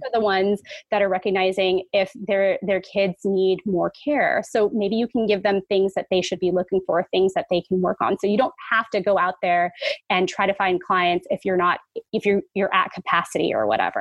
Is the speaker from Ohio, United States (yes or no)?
no; San Francisco, California, United States; I was born and raised in San Francisco